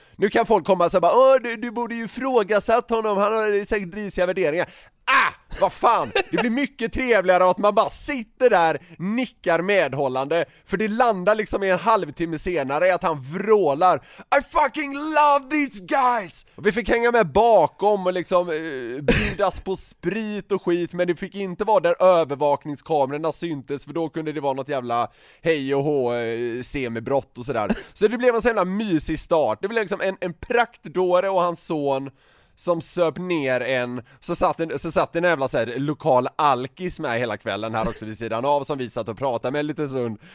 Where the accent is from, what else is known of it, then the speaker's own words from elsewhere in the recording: Sweden; vi var från Sverige